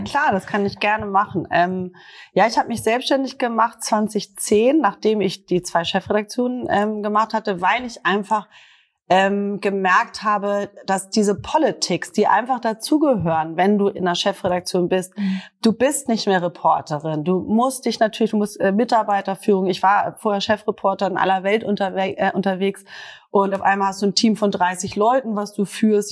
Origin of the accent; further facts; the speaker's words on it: Northern Germany, Germany; mir als Norddeutscher, Norddeutscher